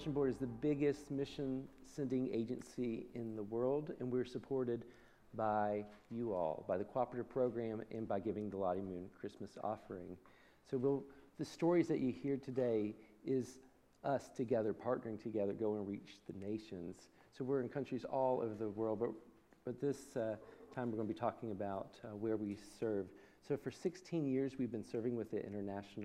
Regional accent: Cincinnati, Ohio, United States; moved away as an adult; also born or lived in Wake Forest, North Carolina; now in Taiwan; I'm from Cincinnati originally

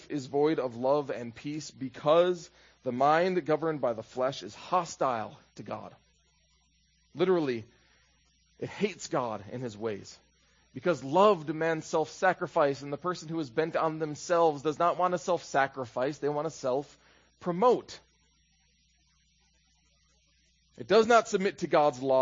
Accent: Minnesota, United States; When I was in high school in Minnesota

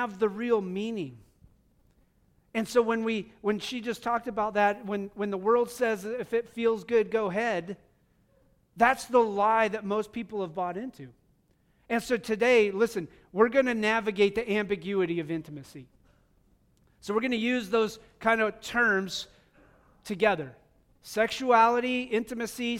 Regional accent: United States; also born or lived in Wyoming / Montana; now in Missouri, United States; growing up in Wyoming and Montana

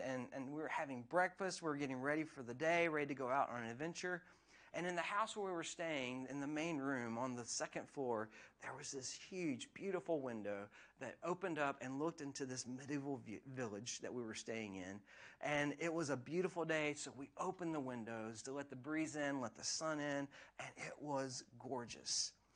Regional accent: United States; now in Scotland; where I grew up in America

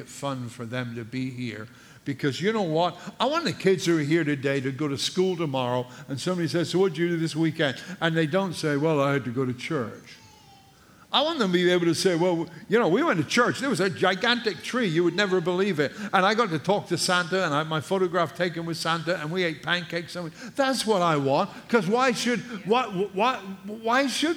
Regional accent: England, United Kingdom; now in United States; as an Englishman by birth

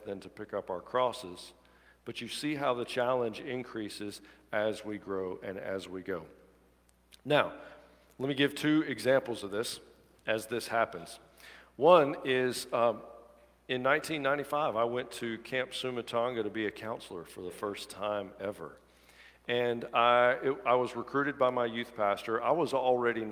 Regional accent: Dadeville, Alabama, United States; I grew up in Dadeville, Alabama

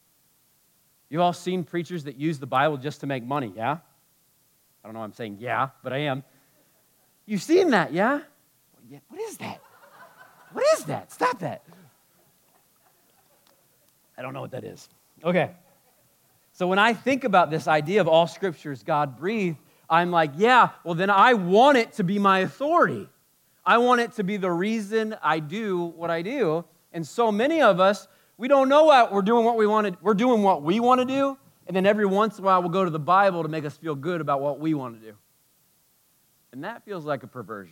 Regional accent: United States; being an American like me

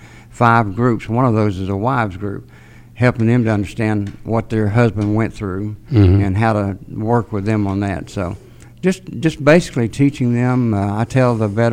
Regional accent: Chattanooga, Tennessee, United States; I was born and raised here in Chattanooga

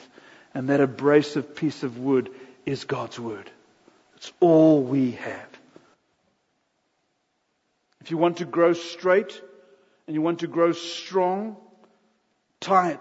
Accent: South Africa; We're busy transitioning from South Africa to America

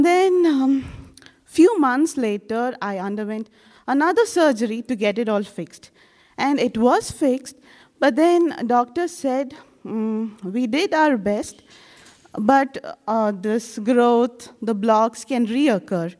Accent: India; I'm from India

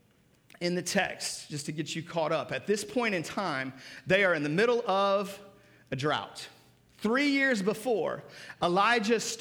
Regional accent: Seattle, Washington, United States; I grew up in Seattle.

